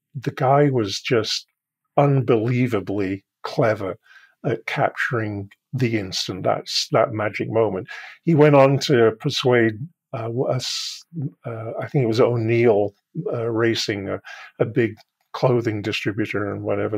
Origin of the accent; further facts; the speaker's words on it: United Kingdom; I'm British